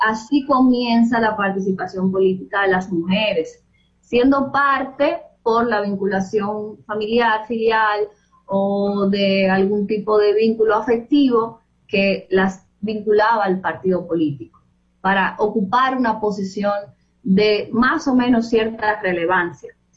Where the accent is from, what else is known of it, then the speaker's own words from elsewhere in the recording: Los Alcarrizos, Distrito Nacional, Dominican Republic; yo crecí en Pantoja es un distrito municipal de Los Alcarrizos